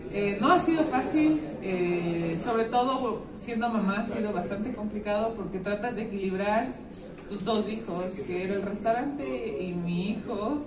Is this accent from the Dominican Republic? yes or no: no; Ecuador; uno como ecuatoriano